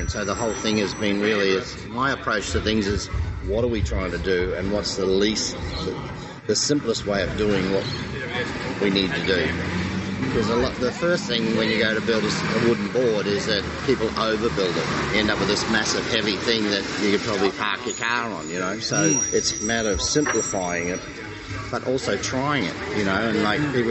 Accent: New Zealand; now in Australia; I came from New Zealand, but New Zealand New Zealanders really are as well.

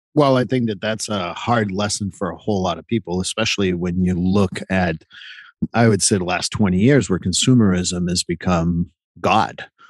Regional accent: Montreal, Quebec, Canada; also born or lived in Vermont; now in United States; I'm from Montreal

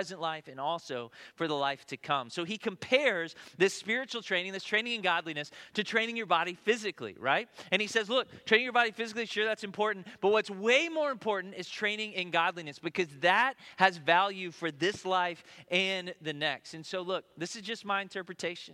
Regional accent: Tennessee, United States; moved away; I'm from Tennessee

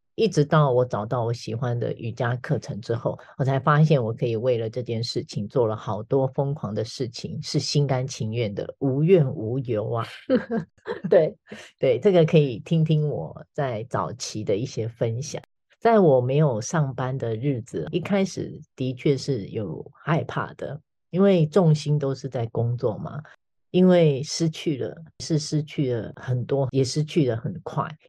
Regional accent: Taiwan; 我们台湾人

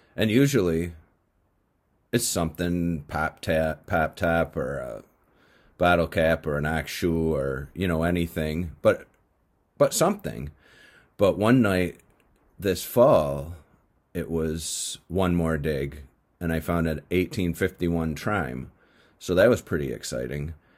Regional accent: New England, United States; this slow-moving river in my hometown

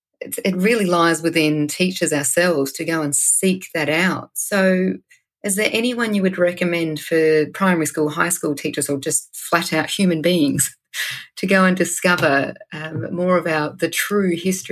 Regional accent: Wiradjuri country, New South Wales, Australia; moved away; I'm from Sejuna, Wiradjuri

